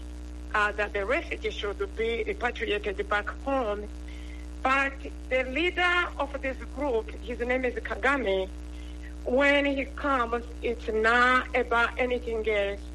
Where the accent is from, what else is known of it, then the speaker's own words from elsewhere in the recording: Rwanda; accent: Rwandan; now in United States; I am from Rwanda